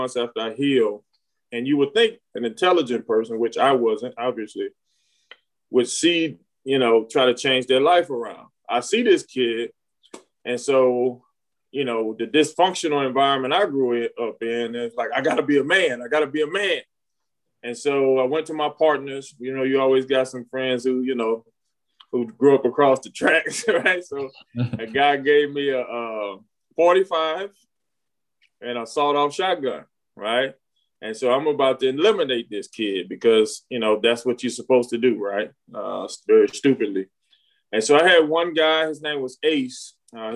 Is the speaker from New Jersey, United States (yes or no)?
no; Alexandria, Louisiana, United States; I was born in Alexandria, Louisiana